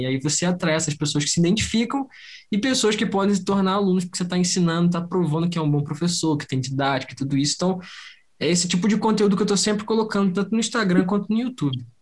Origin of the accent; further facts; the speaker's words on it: Rio de Janeiro, Brazil; eu sou do Rio de Janeiro